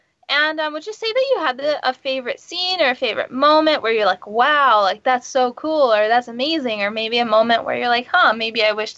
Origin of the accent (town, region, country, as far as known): Los Angeles, California, United States